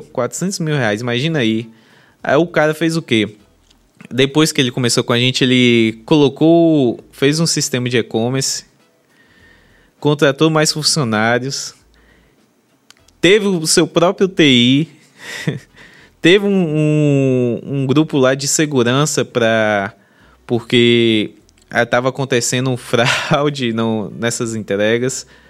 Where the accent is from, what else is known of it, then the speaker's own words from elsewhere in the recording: Bahia, Brazil; a gente é baiana